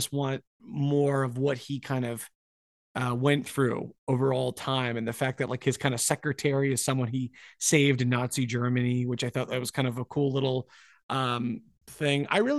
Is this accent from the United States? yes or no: no; Scotland, United Kingdom; but I'm Scottish. It's like, well, we have enough Scottish people in here.